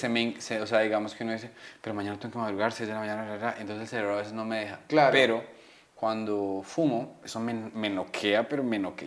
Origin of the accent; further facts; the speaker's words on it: Colombia; tengo cara de colombiano rudo